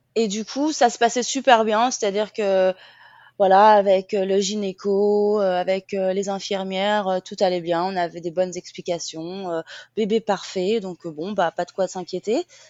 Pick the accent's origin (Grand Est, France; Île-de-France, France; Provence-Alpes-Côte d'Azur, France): Île-de-France, France; Seine-et-Marne; moved away as an adult; now in Phuket, Thailand; de Seine-et-Marne, et maintenant j'habite à Phuket